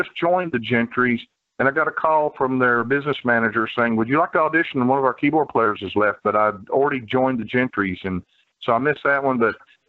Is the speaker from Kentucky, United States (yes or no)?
yes; Somerset, Kentucky, United States; moved away as an adult; also born or lived in Hollywood, California; I was born here in Somerset, Kentucky. It's about 80 miles south of Lexington. And I was raised here, went to school here. And in the latter 70s, I decided that I wanted to move to Hollywood